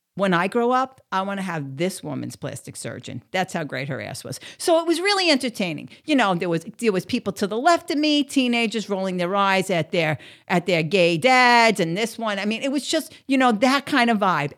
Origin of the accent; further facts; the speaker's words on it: New York, United States; moved away as an adult; also born or lived in outside of Philadelphia; now in Southeast Florida, United States; I'm from New York, and I'm used to that fast pace.